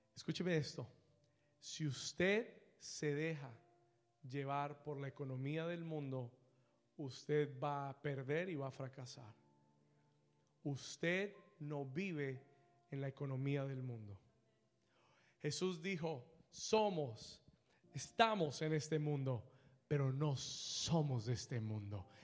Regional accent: Colombia; Yo soy colombiano

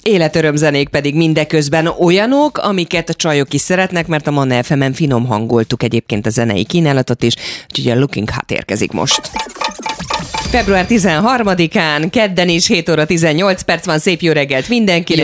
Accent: Esztergom, Komárom-Esztergom, Hungary; mi Esztergomban, ahol a családi ház volt, és ahol én felnőttem, az a Dunaparton volt

